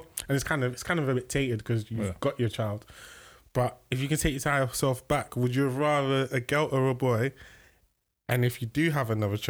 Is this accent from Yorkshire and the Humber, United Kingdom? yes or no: no; London, United Kingdom; growing up in South London